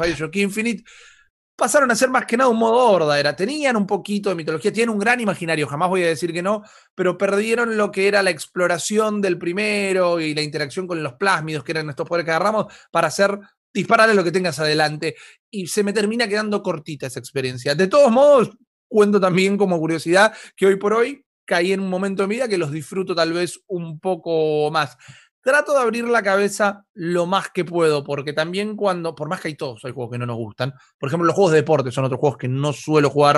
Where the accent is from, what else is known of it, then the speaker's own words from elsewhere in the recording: Argentina; nosotros como argentinos